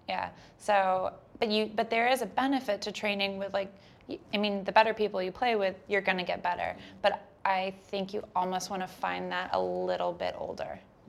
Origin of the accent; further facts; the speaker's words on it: Delaware, United States; I grew up playing on lightning fast indoor courts in Delaware